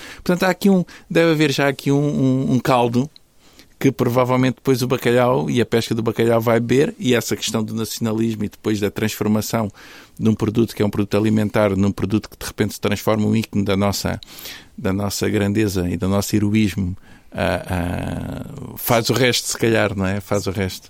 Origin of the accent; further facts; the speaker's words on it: Faro, Algarve, Portugal; now in Porto, Portugal; eu nasci no Sul, no Sul Algarvio, nasci em Faro